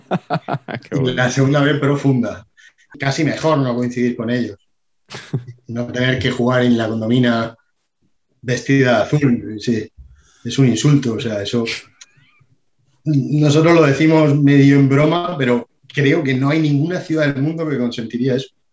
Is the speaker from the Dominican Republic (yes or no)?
no; Region of Murcia, Spain; en mi tierra